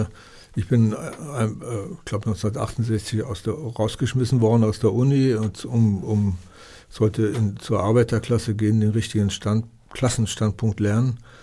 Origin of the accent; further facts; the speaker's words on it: Berlin, Germany; now in Austria; Wir haben in der, in der Dunkerstraße, äh, Dimitrovstraße, Danziger Straße gewohnt.